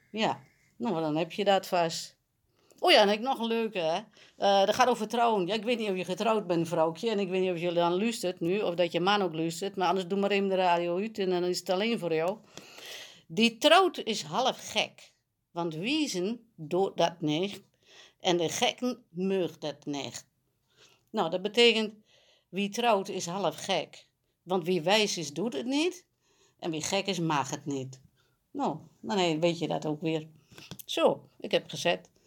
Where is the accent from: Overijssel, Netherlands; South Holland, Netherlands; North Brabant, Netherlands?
Overijssel, Netherlands; Maar Crazy Friday, dus bij ons in Twente.